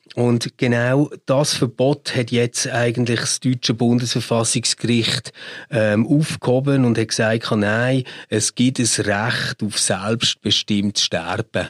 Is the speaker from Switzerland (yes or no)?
yes; Switzerland; bei uns in der Schweiz